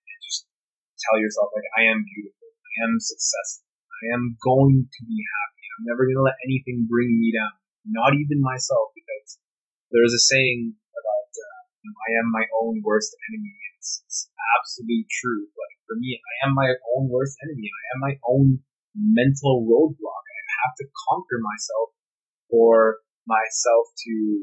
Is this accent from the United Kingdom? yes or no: no; Canada; I'm Canadian